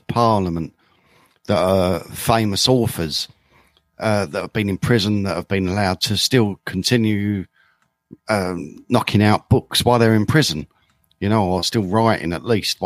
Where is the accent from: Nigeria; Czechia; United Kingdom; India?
United Kingdom; As a Brit